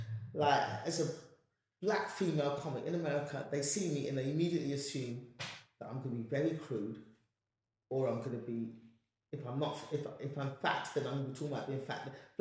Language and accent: English; England, United Kingdom; yes, I'm black and I'm speaking like this because I'm from England.